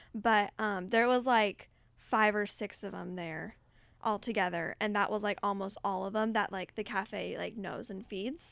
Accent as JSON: {"language": "English", "country": "United States", "said": "me being an American"}